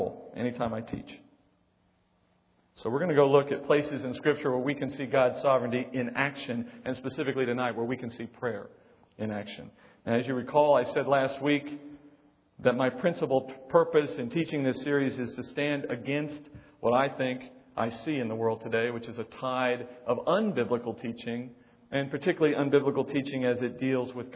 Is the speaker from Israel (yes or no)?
no; Texas, United States; I was born in Texas